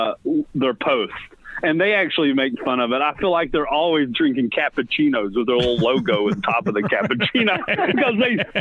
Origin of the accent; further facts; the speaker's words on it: Virginia, United States; growing up in Virginia